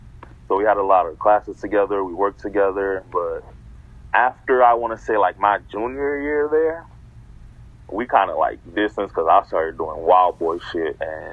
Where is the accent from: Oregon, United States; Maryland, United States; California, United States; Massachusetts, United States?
Oregon, United States; Portland; So, like, growing up in Portland, you don't see a lot of people from, like, different places.